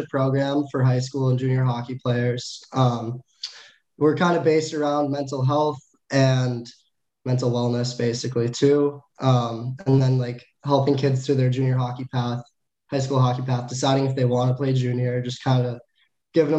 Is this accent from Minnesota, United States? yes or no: yes; St. Paul, Minnesota, United States; I'm from St. Paul, Minnesota.